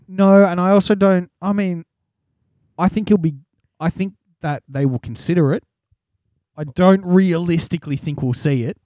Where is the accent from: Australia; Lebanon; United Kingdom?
Australia; we're Australian